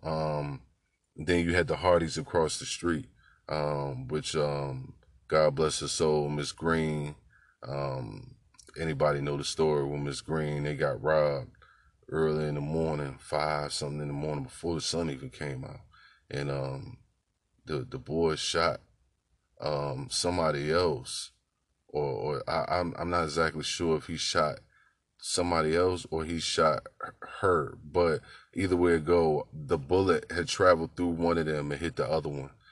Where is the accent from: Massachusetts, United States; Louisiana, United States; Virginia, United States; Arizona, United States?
Virginia, United States; Newport News; the childhood experience growing up in Newport News was for me